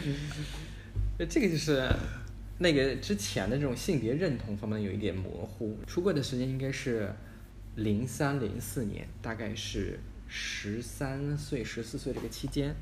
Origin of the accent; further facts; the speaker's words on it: Harbin, Heilongjiang, China; 我出生在黑龙江哈尔滨，就是一个最北的一个省会